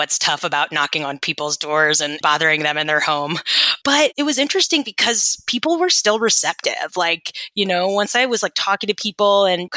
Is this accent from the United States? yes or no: yes; Atlanta, Georgia, United States; moved away as an adult; also born or lived in New Orleans; I grew up in Atlanta, Georgia